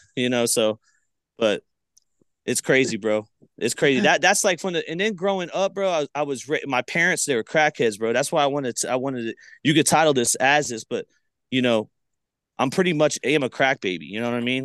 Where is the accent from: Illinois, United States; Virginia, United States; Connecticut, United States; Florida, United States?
Florida, United States; Palmetto; also born or lived in Bradenton, Florida; I'm from Palmetto, Florida, but I've been le, lately saying Palmetto, Bradenton